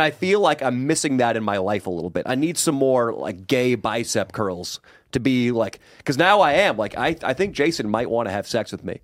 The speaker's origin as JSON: {"language": "English", "town": "Sacramento", "region": "California", "country": "United States", "tie": "born or raised there", "said": "Sacramento, my hometown"}